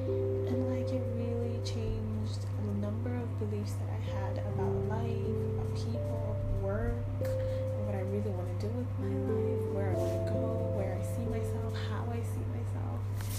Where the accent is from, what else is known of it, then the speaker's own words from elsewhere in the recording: Sudan; moved away; I'm from Sudan, so I went back to Sudan, and it's the first time that I spent more than a month in my own home country for almost like 26 years.